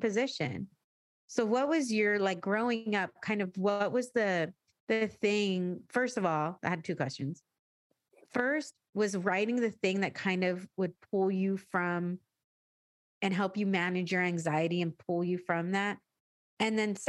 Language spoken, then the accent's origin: English; San Diego, California, United States; I grew up in San Diego